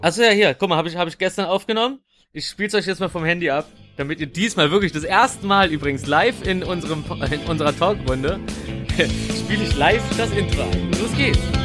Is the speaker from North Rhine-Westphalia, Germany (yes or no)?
no; Berlin, Germany; die alte Postleitzahl vom Märkischen Viertel, wo ich herkomme